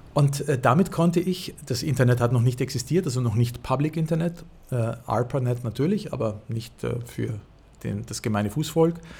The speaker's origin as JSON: {"language": "German", "country": "Austria", "moved": "yes", "said": "dass ich als Österreicher"}